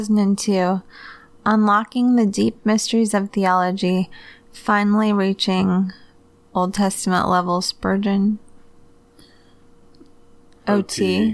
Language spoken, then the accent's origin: English; Michigan, United States; I'm from Michigan